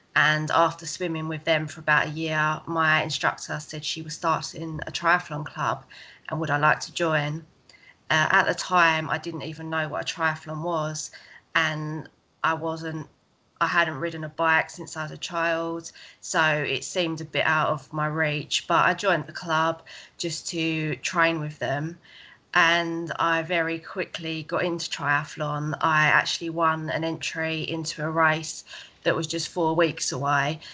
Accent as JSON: {"language": "English", "area": "Essex", "region": "East of England", "country": "United Kingdom"}